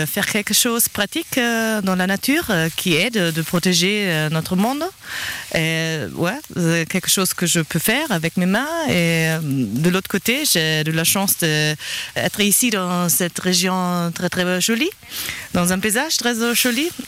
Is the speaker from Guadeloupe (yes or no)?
no; Freiburg, Baden-Württemberg, Germany; French is a second language; je viens de l'Allemagne, de Freiburg.